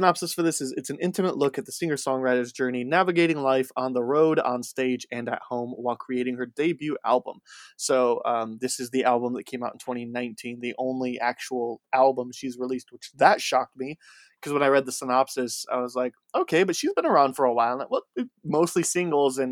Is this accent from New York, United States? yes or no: no; Indiana, United States; I grew up in Indiana